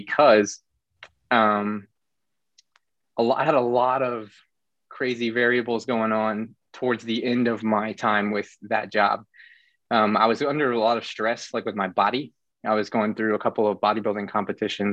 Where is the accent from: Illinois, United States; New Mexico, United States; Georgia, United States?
Illinois, United States; moved away as an adult; now in Florida, United States; we're from the small same area in Illinois